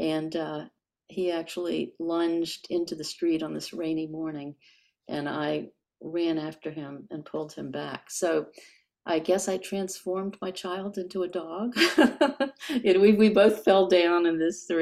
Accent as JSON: {"language": "English", "town": "Richmond", "region": "Virginia", "country": "United States", "tie": "born or raised there", "also_born_or_lived": "Baton Rouge, Louisiana / Durham, North Carolina", "moved": "as an adult", "said": "I grew up, as I said, in Richmond, Virginia"}